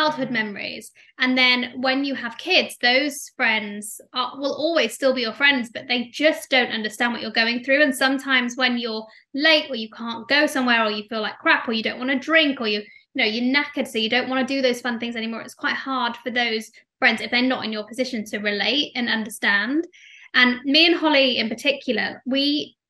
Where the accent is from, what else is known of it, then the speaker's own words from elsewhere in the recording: Leeds, Yorkshire and the Humber, United Kingdom; moved away; also born or lived in London; I'm not from London originally. I'm from Leeds. So when I moved to London